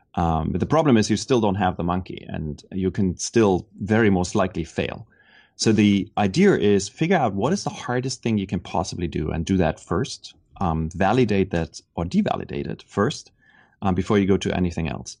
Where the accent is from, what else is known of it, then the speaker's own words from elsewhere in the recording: Germany; moved away as an adult; now in Silicon Valley, United States; growing up in Germany, I always felt a little bit like an outsider there.